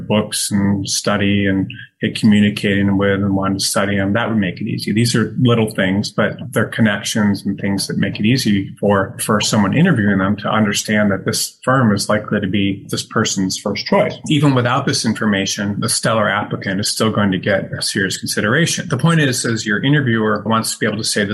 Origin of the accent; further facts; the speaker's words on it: Detroit, Michigan, United States; moved away; where I grew up in outside Detroit